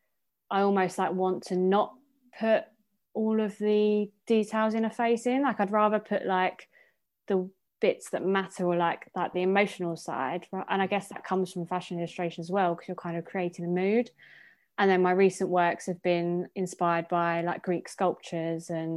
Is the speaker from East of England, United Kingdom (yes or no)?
yes; Essex, East of England, United Kingdom; growing up in Essex